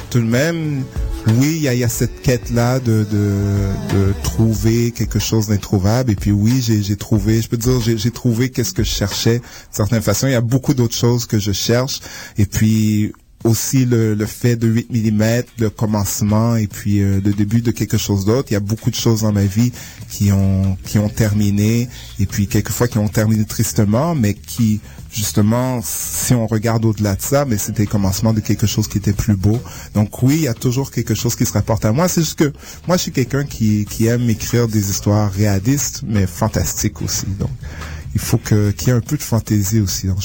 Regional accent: Haiti; born there; Oui, exactement. Oui, je suis né en Haïti.

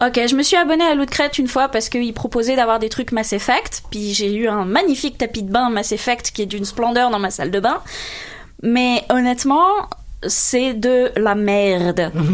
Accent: France; en tant que française, je peux le dire

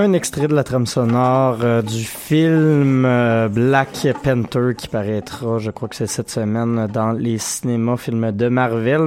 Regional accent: Quebec, Canada; plus près de chez nous, au Au Québec

